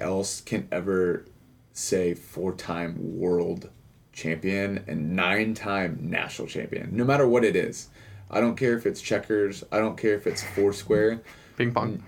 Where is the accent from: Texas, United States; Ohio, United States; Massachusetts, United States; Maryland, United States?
Texas, United States; Houston; I'm from Houston, Texas, third biggest city in the country